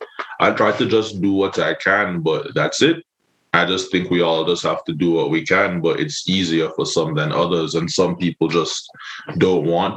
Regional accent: Hellshire, Saint Catherine, Jamaica; You know, I'm from Hellshire. I used to go to Hellshire a lot as a child.

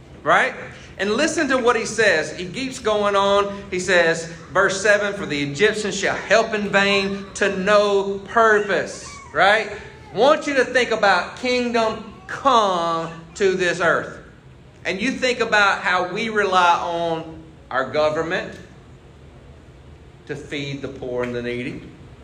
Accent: United States; I'm proud of where I live. I'm proud I'm American.

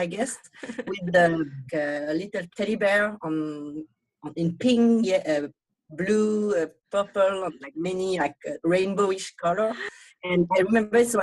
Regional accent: Lausanne, Vaud, Switzerland; first language Vietnamese; English is a second language; moved away as an adult; now in Tokyo, Japan; And so I grew up in Switzerland, Lausanne, so French part. I learned Vietnamese at home, French in school.

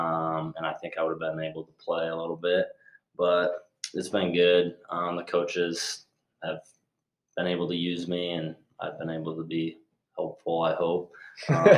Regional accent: Story City, Iowa, United States; from Story City, Iowa.

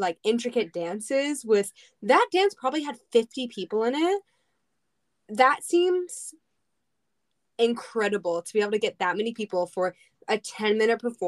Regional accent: Philadelphia, Pennsylvania, United States; I'm from Philly

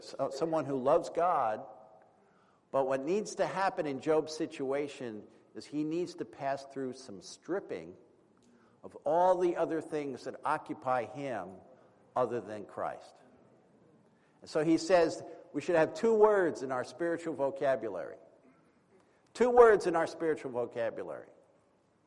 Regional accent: East Coast, United States; moved away; also born or lived in California / New York; I was from the East Coast

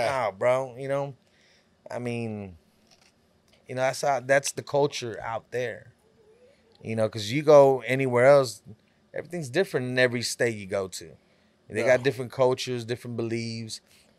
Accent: California, United States; You know, when I grew up in Cali, you know, to me, I would always see, all I seen was, you know, gangs

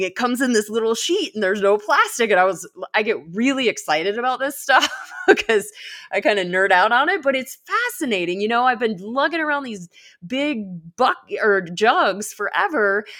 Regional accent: Colorado, United States; I hail from Colorado.

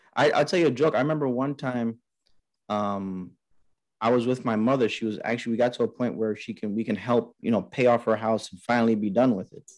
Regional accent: New York City, New York, United States; growing up in Queens, New York

